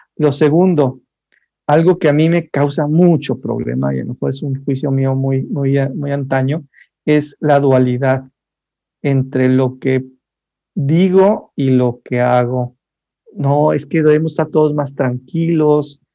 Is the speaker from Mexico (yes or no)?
yes; Monterrey, Nuevo León, Mexico; yo soy de Monterrey